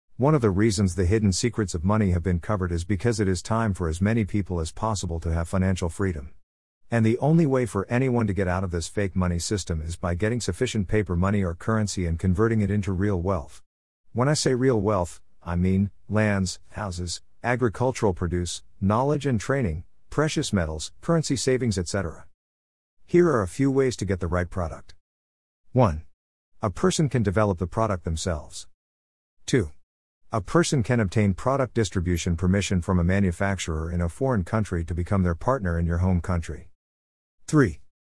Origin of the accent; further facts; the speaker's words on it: Nigeria; moved away; growing up in Nigeria, we had what we then called the Abelabo tree